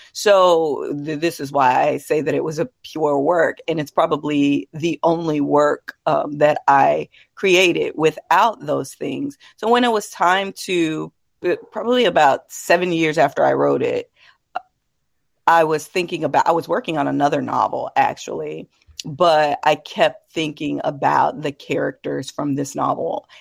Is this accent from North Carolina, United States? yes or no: no; Texas, United States; as a Texan, as a woman